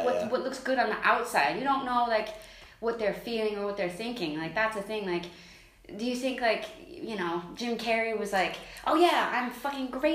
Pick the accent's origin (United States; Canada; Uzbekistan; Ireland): Ireland; Dublin, Leinster; I grew up in Dublin.